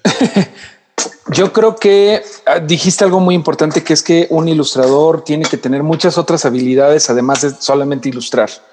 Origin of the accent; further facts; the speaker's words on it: Mexico; como mexicanos